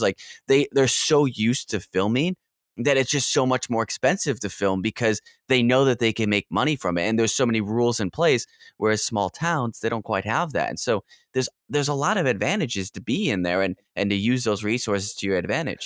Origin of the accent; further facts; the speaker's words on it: Rochester, New York, United States; Rochester, New York, which is my hometown